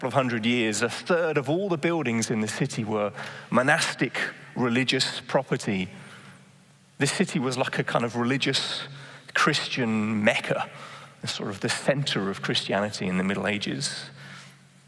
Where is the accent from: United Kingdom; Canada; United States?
United Kingdom; Bedford, East of England; now in Amsterdam, Netherlands; I was born in Bedford in England